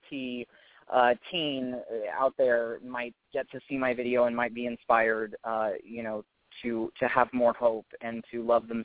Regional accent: Los Angeles, California, United States; It's home. I grew up here. I was actually born in Los Angeles proper, which is very rare

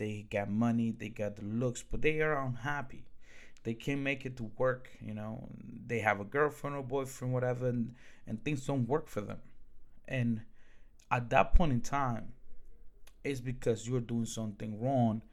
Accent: Newark, New Jersey, United States; English is a second language; also born or lived in Dominican Republic; I grew up in Newark, New Jersey.

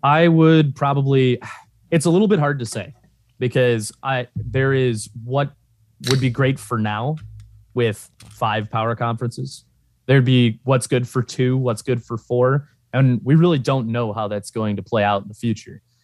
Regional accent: Ohio, United States; grew up in Ohio, just from living in Ohio

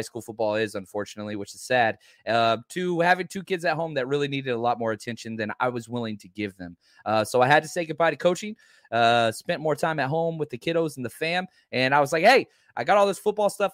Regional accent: Dallas, Texas, United States; also born or lived in Oklahoma / Kansas City; I grew up in Dallas, Texas

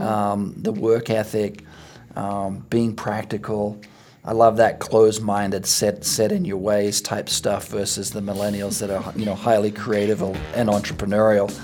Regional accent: Australia; moved away; I played rugby and cricket, you know, growing up in Australia

